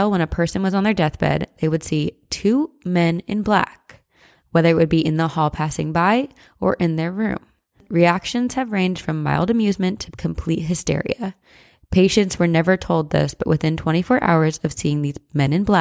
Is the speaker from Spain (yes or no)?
no; Ontario, Canada; Oh, did I mention I'm from Ontario, Canada? Five minutes from the beaches of Lake Erie?